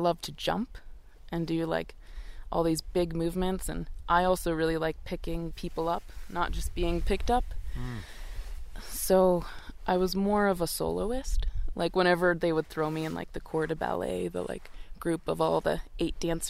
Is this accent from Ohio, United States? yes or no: yes; Akron, Ohio, United States; I grew up in Akron, Ohio